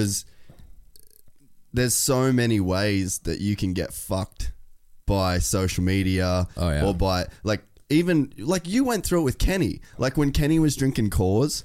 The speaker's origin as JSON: {"language": "English", "town": "Cairns", "region": "Queensland", "country": "Australia", "tie": "born or raised there", "said": "I grew up in Cairns, which is middle of fucking nowhere"}